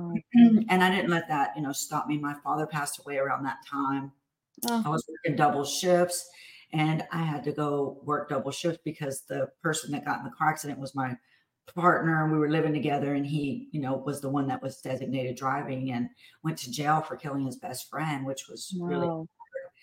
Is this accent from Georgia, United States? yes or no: no; Houston, Texas, United States; I'm from Houston